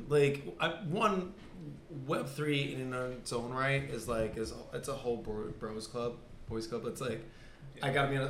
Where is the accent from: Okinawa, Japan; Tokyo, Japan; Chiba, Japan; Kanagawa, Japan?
Okinawa, Japan; born there; I was born in Okinawa.